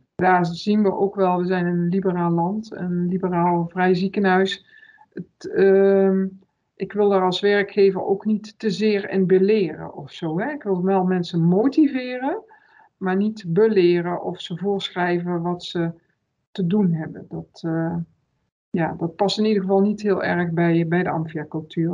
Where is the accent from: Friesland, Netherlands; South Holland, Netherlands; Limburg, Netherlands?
Limburg, Netherlands; now in Breda, Netherlands; ik ben een Limburgse, dus natuurlijk vier ik zelf ook wel een dag carnaval